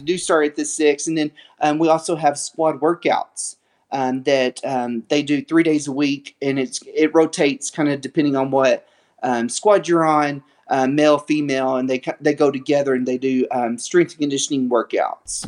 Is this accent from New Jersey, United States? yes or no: no; West Texas, United States; grew up in West Texas